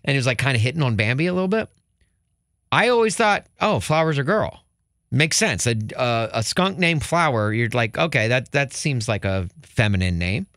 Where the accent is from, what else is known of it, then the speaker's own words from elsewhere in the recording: Chicago, Illinois, United States; as a Chicagoan